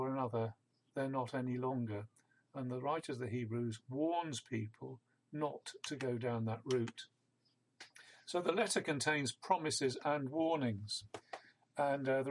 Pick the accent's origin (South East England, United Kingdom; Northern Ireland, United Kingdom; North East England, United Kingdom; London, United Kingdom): South East England, United Kingdom; Isle of Wight; I grew up on the Isle of Wight